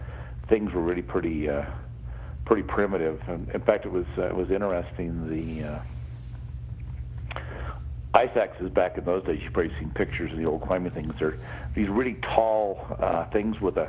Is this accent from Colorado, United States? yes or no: no; Salt Lake City, Utah, United States; also born or lived in Park City, Utah; I grew up in Salt Lake City, then I moved to Park City, the big ski town